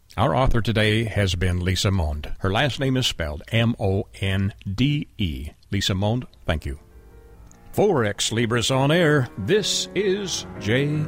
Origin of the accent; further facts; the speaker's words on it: Canada; moved away; I'm originally from Canada as well